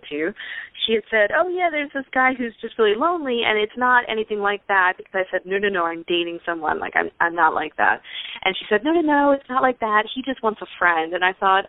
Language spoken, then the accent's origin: English; Pennsylvania, United States; now in Houston, United States; I live in Houston, Texas, but originally I'm from Pennsylvania.